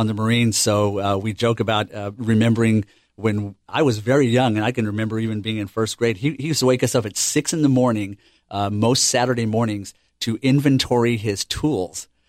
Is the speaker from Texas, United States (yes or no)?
yes; El Paso, Texas, United States; moved away as an adult; also born or lived in Cherry Point, North Carolina; I'm, I'm from El Paso, Texas, and, um, we just moved here in July of last year